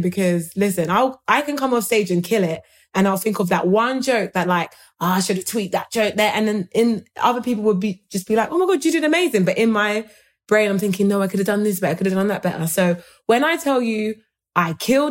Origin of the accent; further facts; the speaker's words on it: United Kingdom; British people